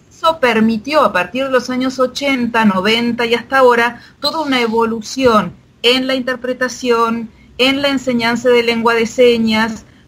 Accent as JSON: {"language": "Spanish", "country": "Argentina", "first_language": "Argentine Sign Language", "said": "la lengua de señas argentina es mi lengua materna. Mis padres me hablaban en lengua de señas y yo hablaba en español con el resto de la familia"}